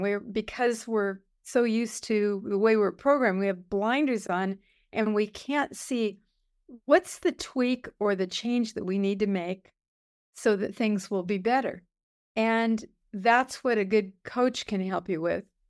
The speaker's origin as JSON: {"language": "English", "town": "Los Angeles", "region": "California", "country": "United States", "tie": "born or raised there", "said": "I grew up in East Los Angeles"}